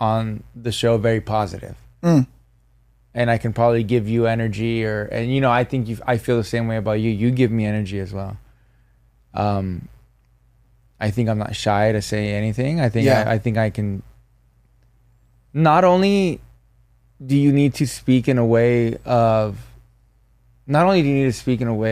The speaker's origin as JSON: {"language": "English", "country": "United States", "tie": "born or raised there", "said": "I was born in the United States"}